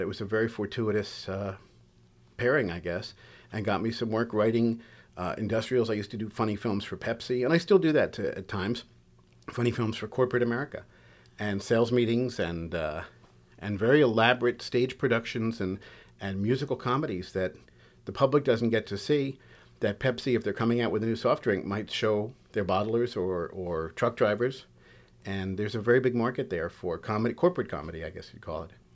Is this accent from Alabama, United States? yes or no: no; New York City, New York, United States; I grew up in Queens